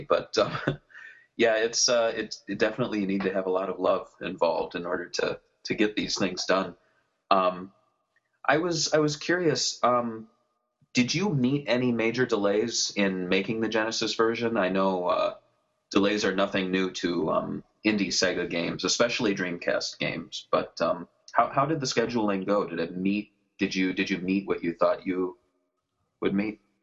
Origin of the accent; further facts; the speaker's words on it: Midwest, United States; I'm from the Midwest